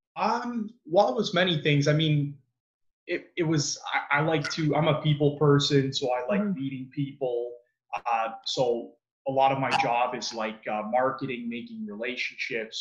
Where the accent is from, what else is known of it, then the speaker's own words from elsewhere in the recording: Mississauga, Ontario, Canada; also born or lived in Toronto; I grew up in Mississauga. Um, that's where I was born and raised.